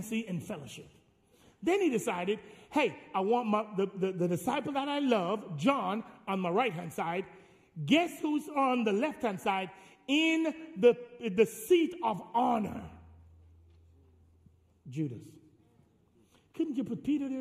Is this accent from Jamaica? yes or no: yes; Jamaica; I'm Jamaican